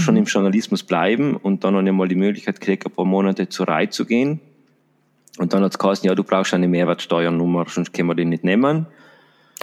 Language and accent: German; Salorno, Trentino-Alto Adige, Italy